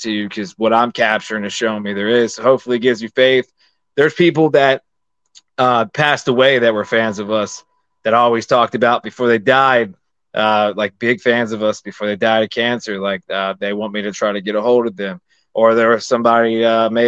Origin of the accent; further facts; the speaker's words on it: Maryland, United States; also born or lived in Pennsylvania; I'm from Maryland